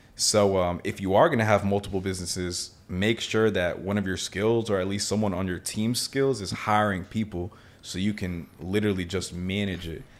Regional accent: Miami, Florida, United States; I was born in Miami. My family's from Nicaragua, though

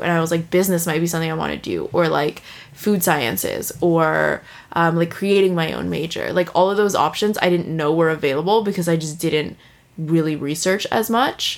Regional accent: San Francisco, California, United States; moved away as an adult; also born or lived in Toronto, Canada; now in Vancouver, Canada; I was born in Toronto, and um, I moved to San Francisco. Like my family moved to San Francisco when I was two or three years old, and I was raised there, lived there my whole entire life up until I graduated high school

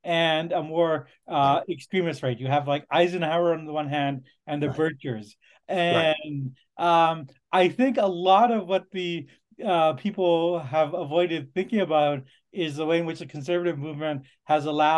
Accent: Canada; as a Canadian

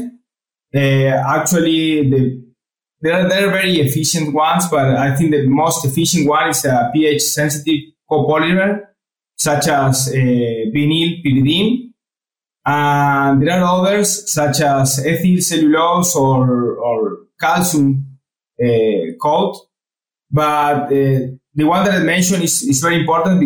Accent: Córdoba, Argentina; English is a second language; moved away as an adult; also born or lived in Florida, United States / Alabama, United States / Nebraska, United States; I got my position back in Cordoba, in my city. So I came back to my hometown.

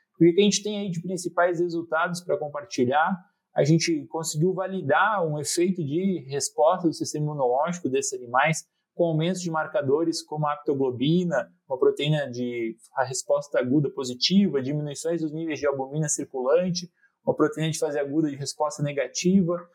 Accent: Alto Vale region, Santa Catarina, Brazil; moved away as an adult; also born or lived in Porto Alegre; now in Jaboticabal, Brazil; eu sou natural do, da região do Alto Vale, em Santa Catarina, lá eu cursei técnico agrícola no Instituto Federal.

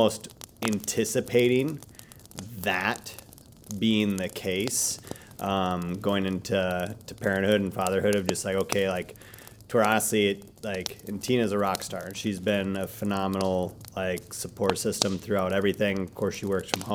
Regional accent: Wisconsin, United States; my dad, my mom were with the farm and just growing up in Wisconsin

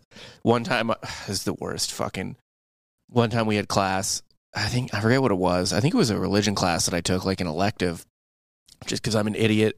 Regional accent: St. Louis, Missouri, United States; I know Illinois sports pretty well because I grew up in St. Louis, and the St. Louis Post-Dispatch covers both Illinois and Mizzou.

